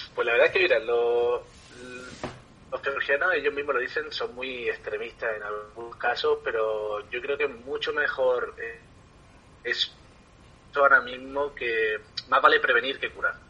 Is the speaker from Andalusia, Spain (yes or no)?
yes; Ardales, Andalusia, Spain; moved away as an adult; also born or lived in Thailand; tengo que llegar a Ardales, a mi pueblo en Málaga